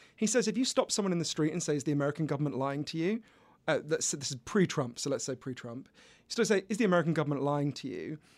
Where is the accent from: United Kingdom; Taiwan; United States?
United Kingdom; accent: British; I'm British, as you can obviously tell from my accent